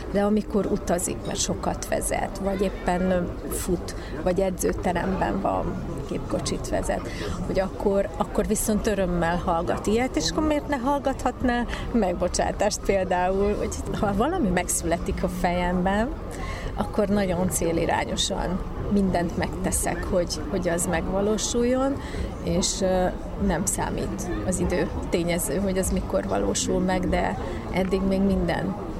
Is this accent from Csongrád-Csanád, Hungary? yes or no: yes; Szeged, Csongrád-Csanád, Hungary; also born or lived in Subotica; a szülővárosom, Szeged.